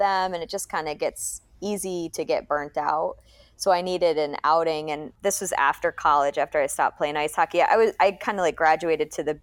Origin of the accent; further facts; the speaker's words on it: the Berkshires, Massachusetts, United States; moved away; I grew up in the Berkshires of Massachusetts